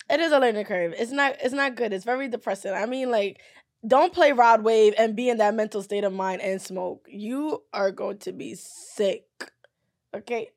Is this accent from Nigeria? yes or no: yes; Nigeria; I'm Nigerian.